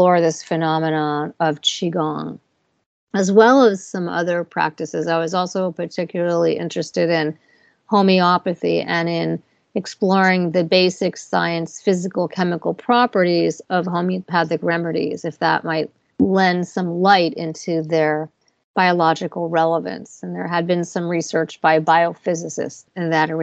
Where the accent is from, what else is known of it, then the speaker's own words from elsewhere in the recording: New York, United States; I'm a New Yorker